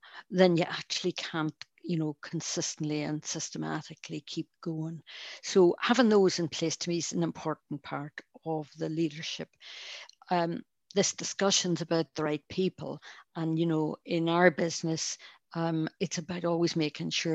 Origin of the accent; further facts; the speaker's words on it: Northern Ireland, United Kingdom; accent: Irish; now in Scotland, United Kingdom; I found growing up in Northern Ireland